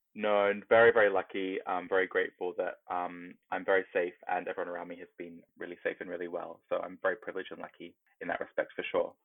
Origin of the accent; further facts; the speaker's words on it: Australia; now in United Kingdom; growing up in Australia in, you know, the 90s